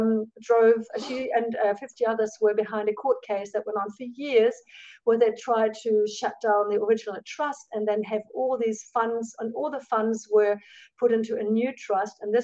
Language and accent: English; Germany; moved away as an adult; now in New Zealand; the kind of Christianity I grew up with in Germany